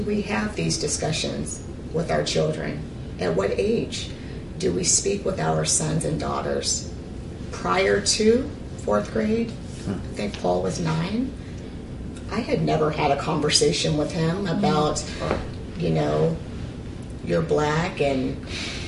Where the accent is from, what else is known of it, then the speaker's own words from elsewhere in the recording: Ridgecrest, California, United States; moved away as an adult; also born or lived in Arkansas / Sacramento; I was born in Arkansas. However, I grew up in California, more specifically Ridgecrest